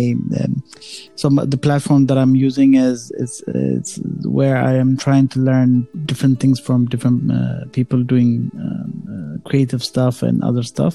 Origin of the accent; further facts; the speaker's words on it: Ethiopia; moved away; I'm originally from Ethiopia